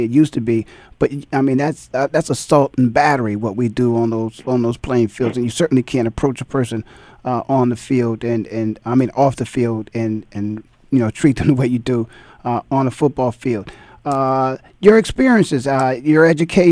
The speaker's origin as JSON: {"language": "English", "town": "Canton", "region": "Ohio", "country": "United States", "tie": "born or raised there", "said": "I was born and raised in Canton, Ohio"}